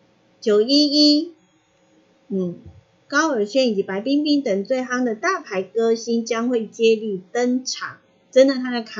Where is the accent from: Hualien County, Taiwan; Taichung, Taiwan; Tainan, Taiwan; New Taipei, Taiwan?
Hualien County, Taiwan; 因为萧敬腾是我们花莲人，